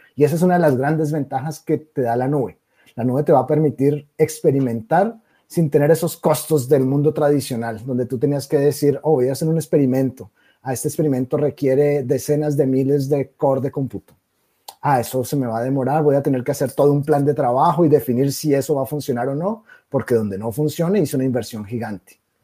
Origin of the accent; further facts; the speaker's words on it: Colombia; moved away as an adult; also born or lived in Brazil; por mi acento, nacido en Colombia, soy colombiano